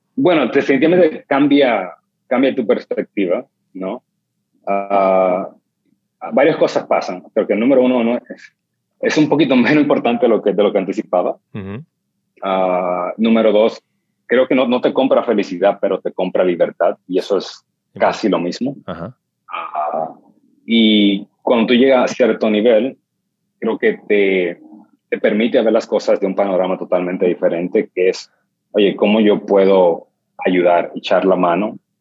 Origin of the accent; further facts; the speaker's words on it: New York City, New York, United States; yo crecí en el Bronx y Harlem